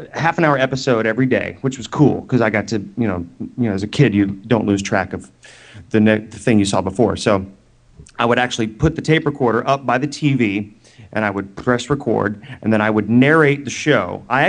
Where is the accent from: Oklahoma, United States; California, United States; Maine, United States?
Oklahoma, United States; I was living in Oklahoma